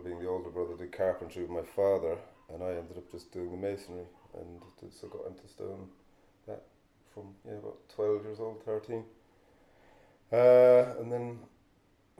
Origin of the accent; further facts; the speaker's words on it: Kilnaboy, County Clare, Ireland; I'm from Kilnaboy, grew up in Kilnaboy, which is, you could argue it's just off of the Burren